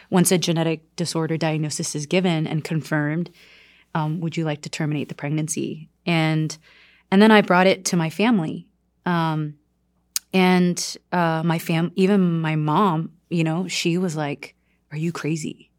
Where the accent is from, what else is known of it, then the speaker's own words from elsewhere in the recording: South Korea; now in United States; I'm from South Korea